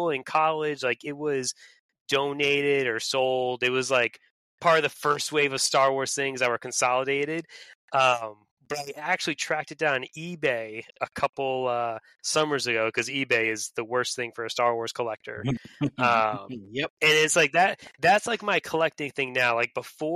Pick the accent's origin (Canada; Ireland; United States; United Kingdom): United States; Connecticut; moved away as an adult; also born or lived in Vermont / Massachusetts / South Carolina; now in Pennsylvania, United States; I was born and raised in Connecticut